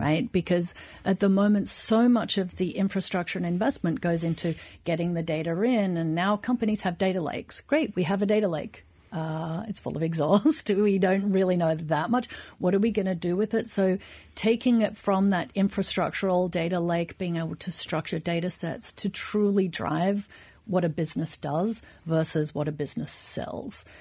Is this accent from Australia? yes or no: yes; Australia; now in United States; I'm Australian